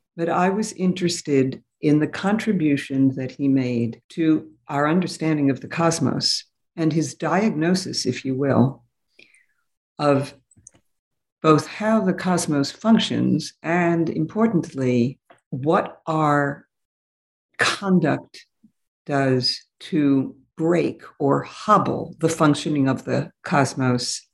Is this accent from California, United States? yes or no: no; New York City, New York, United States; also born or lived in Berlin; I grew up in New York City